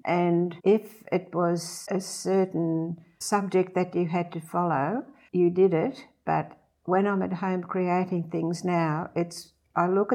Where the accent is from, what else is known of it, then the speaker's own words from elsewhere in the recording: Sydney, New South Wales, Australia; moved away as an adult; also born or lived in Amsterdam, Netherlands / Randwick, Sydney; now in Central Coast, Australia; I was born in Amsterdam during the war years, and my mum and dad and my sister and I migrated to Australia in 1947, and I was brought up as a Bronte Beach girl